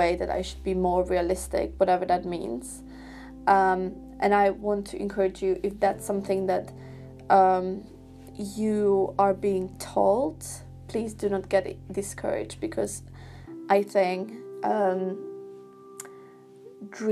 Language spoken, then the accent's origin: English; Slovakia; moved away; my high school in my home country in Slovakia